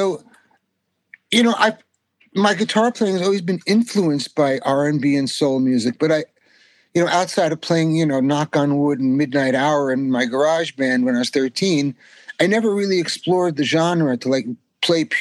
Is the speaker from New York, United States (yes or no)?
yes; Massapequa, New York, United States; moved away as an adult; also born or lived in Brooklyn, New York / Forest Hills, Queens, New York / Boston; I moved out to Massapequa, Long Island, when I was six, and that's where I graduated high school and basically grew up out on the island